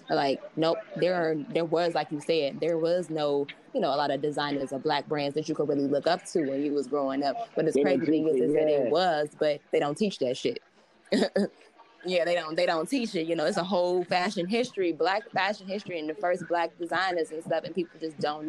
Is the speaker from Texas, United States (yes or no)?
no; Chicago, Illinois, United States; moved away as an adult; now in New York, United States; I'm originally from Chicago, actually. And I moved out to New York to get my master's